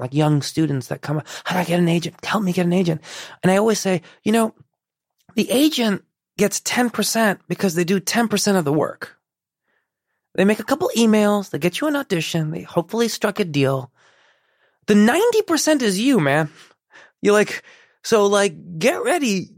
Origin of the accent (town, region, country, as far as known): Chicago, Illinois, United States; born or raised there; first language Persian; English is a second language; also born or lived in Iran